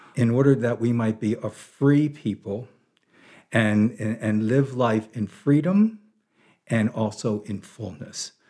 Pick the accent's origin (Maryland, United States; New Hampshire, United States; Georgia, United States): Maryland, United States; Baltimore; moved away as an adult; now in Big Sur, United States; I was born in Baltimore, Maryland in, uh, nineteen forty-nine